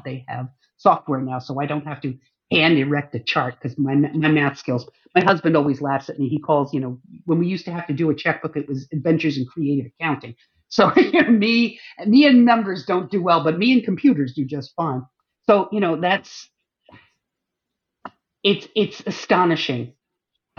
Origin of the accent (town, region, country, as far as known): northern New York, United States; born or raised there; also born or lived in Germany